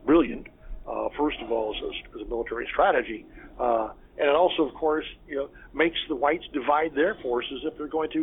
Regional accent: Fort Lauderdale, Florida, United States; I'm from Fort Lauderdale area, so originally

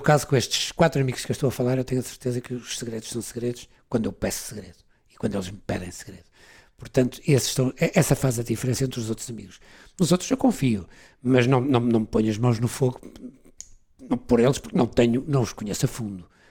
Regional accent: Portugal; moved away as an adult; also born or lived in London; Fui-me embora de Portugal, saí de Portugal.

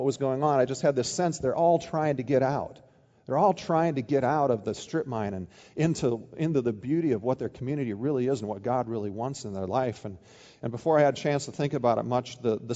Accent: Midwest, United States; moved away as an adult; also born or lived in Oregon; now in Ohio, United States; I grew up in the Midwest, even though I spent the last 11 years in Oregon

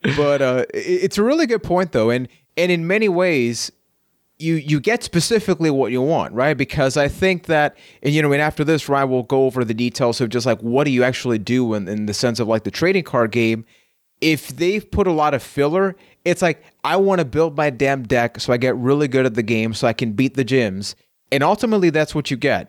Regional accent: Puerto Rico; I am from Puerto Rico.

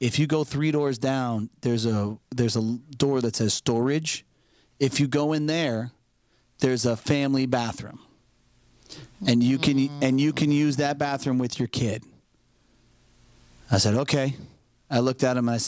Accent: Florida, United States; I'm fucking from Florida

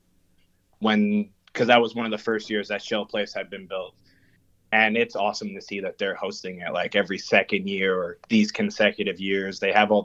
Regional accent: Fort McMurray, Alberta, Canada; growing up in Fort McMurray, a lot of people play hockey and baseball. And so I've grown up playing hockey, baseball.

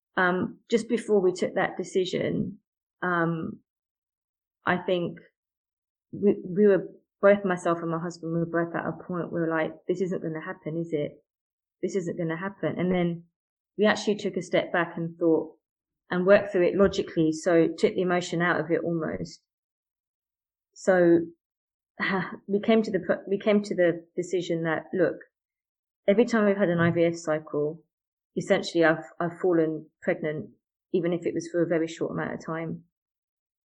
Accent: United Kingdom; I'm British Asian by background

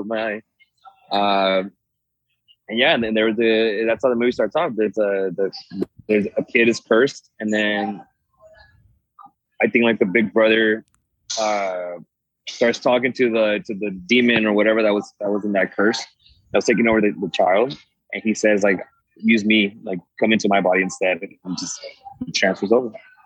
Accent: Mesquite, Texas, United States; also born or lived in Monterrey, Mexico; I did go to high school in Mesquite

